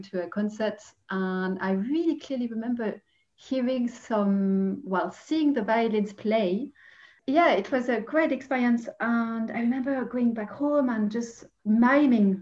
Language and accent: English; Paris, Île-de-France, France; English is a second language; growing up in Paris